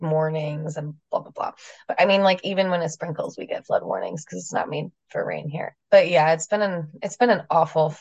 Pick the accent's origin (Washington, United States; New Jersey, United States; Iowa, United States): New Jersey, United States; moved away as an adult; now in San Diego, United States; I am from New Jersey, so I know real brutal winters